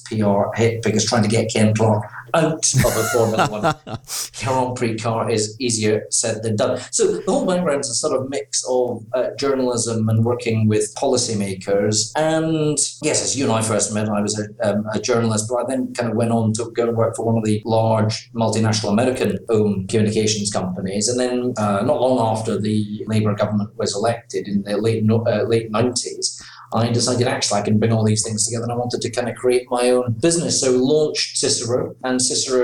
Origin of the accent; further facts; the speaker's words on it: Aberdeen, Scotland, United Kingdom; moved away as an adult; also born or lived in St Andrews; now in London, United Kingdom; I was born in Aberdeen. I was educated in Aberdeen and in St Andrews, so we're educated pretty much in Scotland